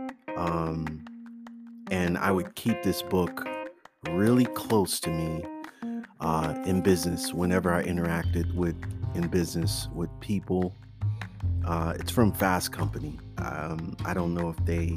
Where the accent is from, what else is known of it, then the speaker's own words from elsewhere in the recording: Oakland, California, United States; growing up in Oakland with all the shootings